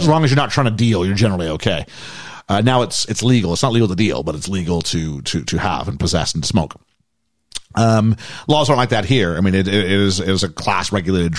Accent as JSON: {"language": "English", "country": "Canada", "said": "I'm Canadian"}